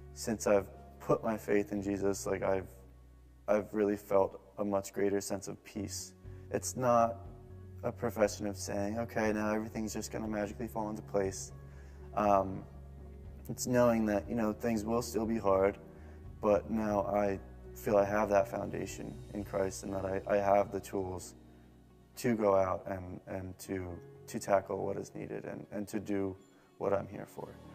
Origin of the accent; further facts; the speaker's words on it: Bloomfield, New Jersey, United States; moved away as an adult; now in Bay Area, United States; I'm from Bloomfield, New Jersey.